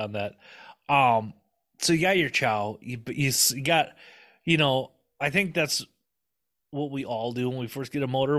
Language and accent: English; Minnesota, United States; I'm from Minnesota